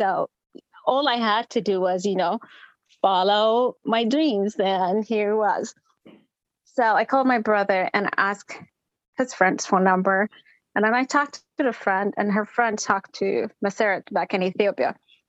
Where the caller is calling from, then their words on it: Minnesota, United States; I'm calling from Minnesota.